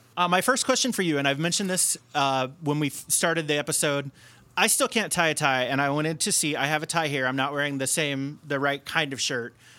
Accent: Cincinnati, Ohio, United States; now in Chicago, United States; I grew up in Cincinnati or outside of Cincinnati

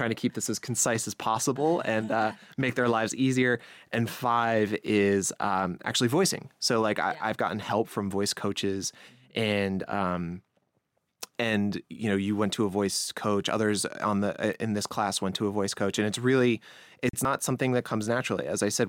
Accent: New York, United States; accent: Long Island; so I don't want to deter anyone with my Long Island accent, which is like, you know, some people don't like that.

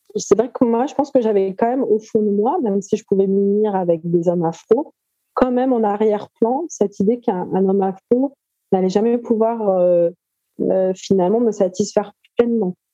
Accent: Paris, Île-de-France, France; Moi, je suis née en France, à Paris, et je continue de vivre à Paris.

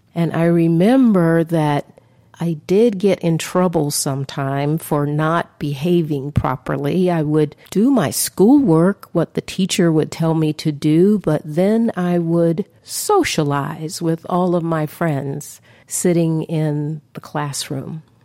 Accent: Atlanta, Georgia, United States; also born or lived in Washington, D.C.; growing up in the civil rights era in Atlanta in the 60s

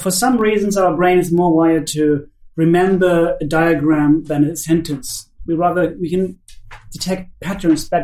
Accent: Finland; And I'm from Finland

